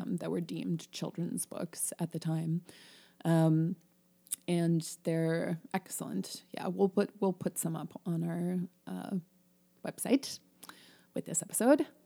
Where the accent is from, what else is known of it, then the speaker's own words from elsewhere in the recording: Illinois, United States; we're from Illinois